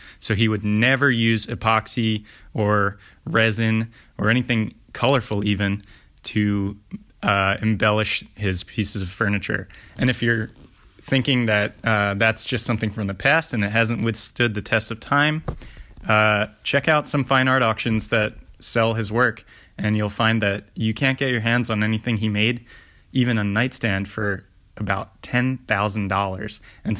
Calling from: Philadelphia, Pennsylvania, United States; I'm calling from Philadelphia.

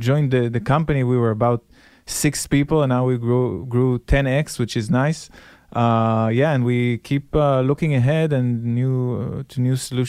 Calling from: Tel Aviv, Tel Aviv District, Israel; I'm calling from Israel, Tel Aviv.

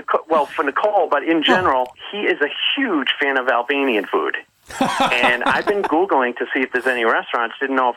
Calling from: Boston, Massachusetts, United States; I'm calling from Boston, but soon to be, in the next couple of years, a Missoula resident.

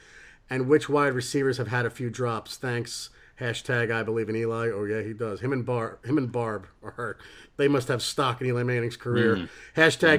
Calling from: England, United Kingdom; I'm ringing in from England.

